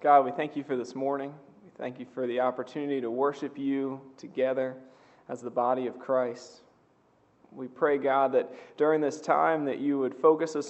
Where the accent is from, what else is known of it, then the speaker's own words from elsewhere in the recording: Seaford, Delaware, United States; I grew up outside of Seaford